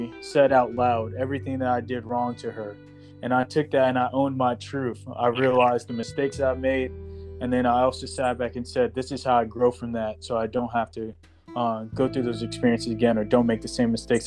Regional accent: Las Vegas, Nevada, United States; I grew up in Las Vegas, so I was exposed to a lot, seen a lot at a young age, did a lot at a young age

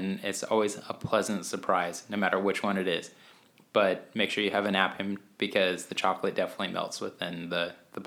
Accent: Albuquerque, New Mexico, United States; we grew up in Albuquerque, New Mexico

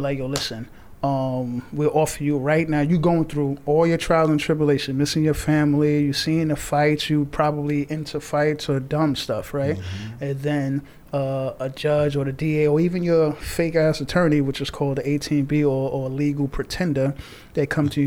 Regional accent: New York City, New York, United States; born and raised in Far Rockaway.

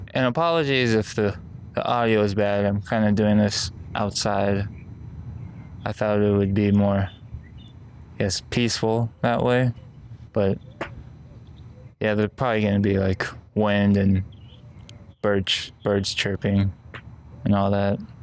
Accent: Las Vegas, Nevada, United States; also born or lived in Oceanside, California; my parents moved over here to Vegas and then kind of grew up here.

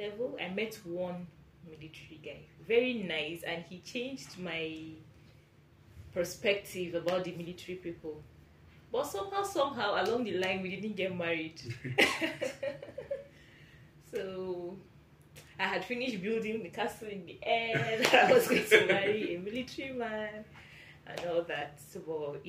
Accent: Borno, Nigeria; I'm from Borno State

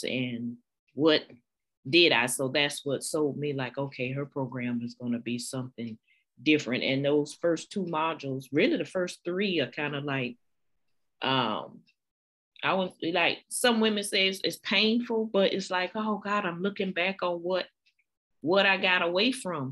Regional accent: South Carolina, United States; I'm from South Carolina, born and raised, 46, a librarian, academic librarian

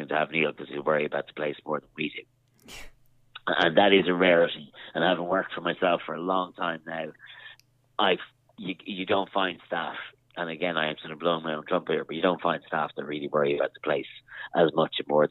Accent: Castlebar, Connacht, Ireland; moved away; also born or lived in Dublin; I'm originally from Castlebar in Mayo

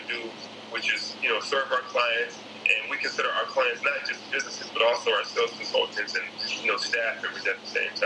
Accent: Detroit, Michigan, United States; I grew up in Detroit, Michigan

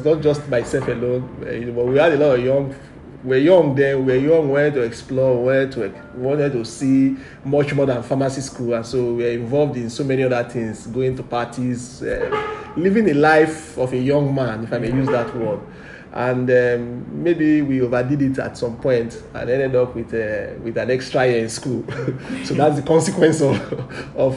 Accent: Warri, Delta, Nigeria; I grew up in the center of town of Wari. And growing up in Wari was quite an interesting experience

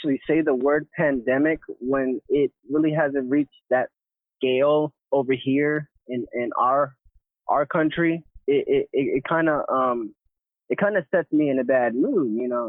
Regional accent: New York, United States; my home state of New York

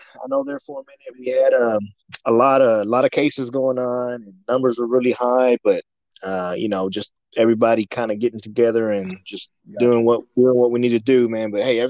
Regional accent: De Queen, Arkansas, United States; also born or lived in Conway, Arkansas / Little Rock, Arkansas; I was born and raised here in Dequeen. So, I mean, this is my hometown, man. I grew up here. I've lived here pretty much all my life.

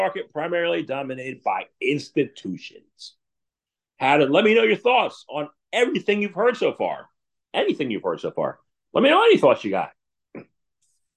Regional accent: United States; I grew up in America

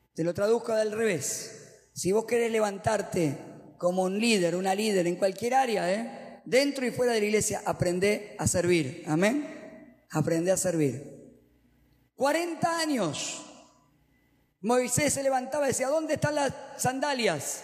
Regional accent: Argentina; los predicadores acá en Argentina, no sé por qué hablamos en el castellano neutro

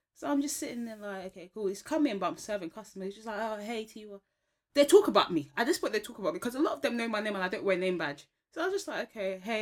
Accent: Ghana; I'm Ghanaian.

